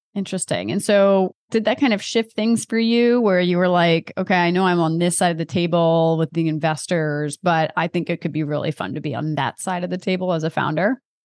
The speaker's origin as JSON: {"language": "English", "region": "Delaware", "country": "United States", "said": "I'm from Delaware"}